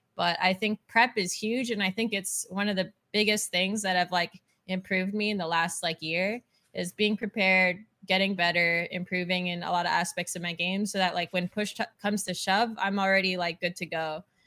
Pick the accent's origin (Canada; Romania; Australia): Canada; now in Texas, United States; I'm Canadian, but living in Texas